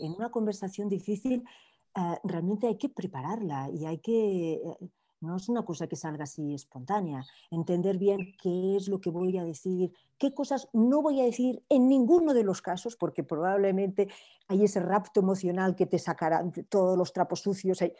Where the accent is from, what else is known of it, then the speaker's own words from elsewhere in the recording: Barcelona, Catalonia, Spain; now in Miami, United States; soy de Barcelona, pero llevo un montón de años viviendo en Miami